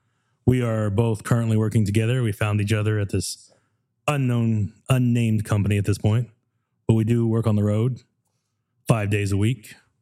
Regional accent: Texas, United States; I am a native Texan. My dad drove my mom from Virginia, 9 months pregnant, just so I could be born in Texas.

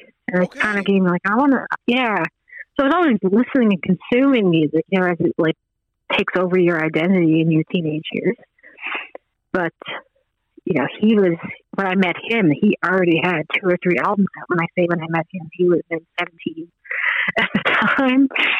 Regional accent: Glovertown, Newfoundland and Labrador, Canada; also born or lived in Fogo Island / Pool Cove / Nova Scotia; Glovertown is where I graduated, so that's the easy answer is, like, I was from Glovertown

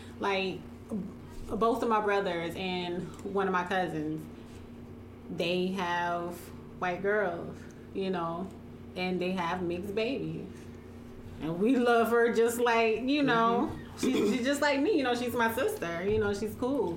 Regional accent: South Carolina, United States; moved away as an adult; I'm from South Carolina

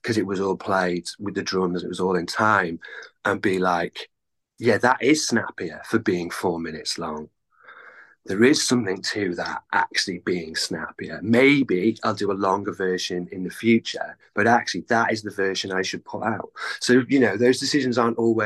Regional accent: North Wales, United Kingdom; moved away as an adult; now in Cardiff, United Kingdom; I grew up in North Wales, which is it's about 200 miles drive

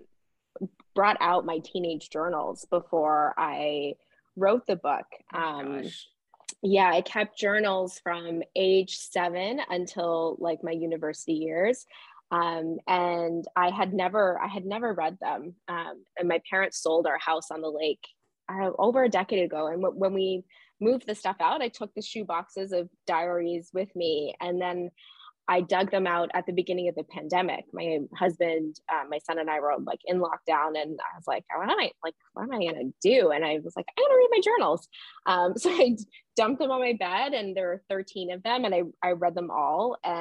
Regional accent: Barry's Bay, Ontario, Canada; I grew up in Barry's Bay, where the book is set, down a dirt road in the bush on the lake.

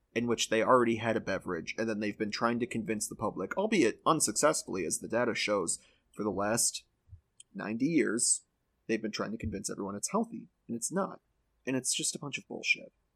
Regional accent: Midwest, United States; I'm from the Midwest

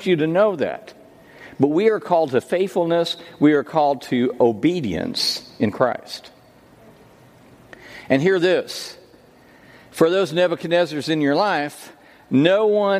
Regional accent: United States; I was born in America

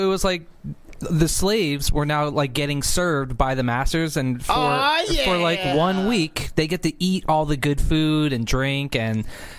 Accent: Philadelphia, Pennsylvania, United States; Because I'm from Philadelphia, I love saying yo to people.

